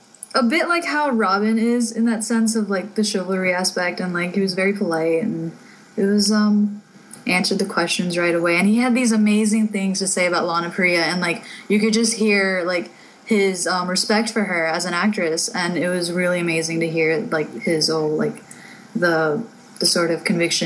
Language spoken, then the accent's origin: English; United States; as an American